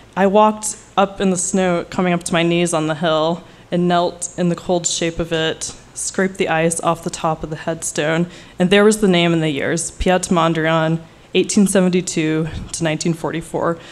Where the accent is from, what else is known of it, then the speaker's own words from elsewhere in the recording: Oklahoma, United States; now in New York City, United States; I'm not originally from New York, I'm from Oklahoma